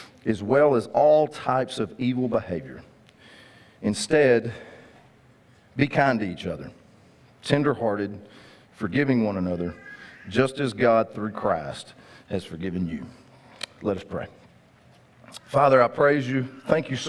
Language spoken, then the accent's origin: English; Linden, Texas, United States; When I was a kid, growing up in Cass County, Texas, amen, my dad, we lived in Linden